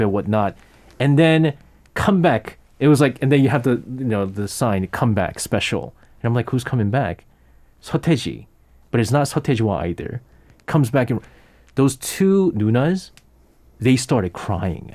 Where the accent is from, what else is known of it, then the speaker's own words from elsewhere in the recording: New York, United States; moved away; I grew up in New York as a kid.